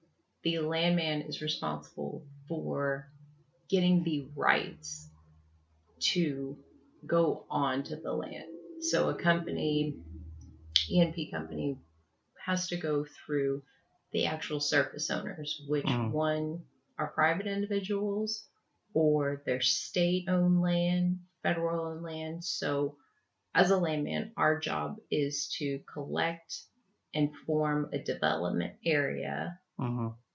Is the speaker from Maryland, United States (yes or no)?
no; Houston, Texas, United States; I grew up in Houston, Texas